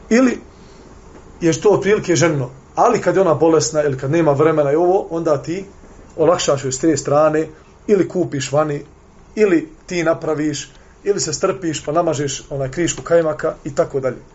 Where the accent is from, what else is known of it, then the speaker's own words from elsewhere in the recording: Bosnia & Herzegovina; kod nas u Bosni